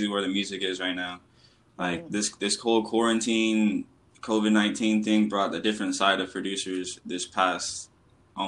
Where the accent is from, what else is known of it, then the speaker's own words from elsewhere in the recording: Chino, California, United States; now in Los Angeles, United States; I'm from Chino, but right now I reside in LA.